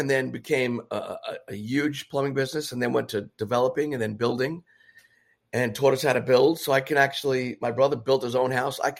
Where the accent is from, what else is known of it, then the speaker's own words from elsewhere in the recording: New York City, New York, United States; In the Bronx.